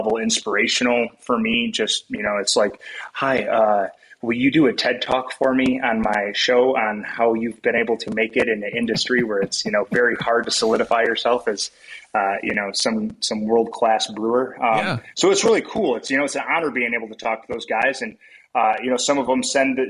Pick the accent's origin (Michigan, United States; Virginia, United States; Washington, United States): Michigan, United States; West; growing up in West Michigan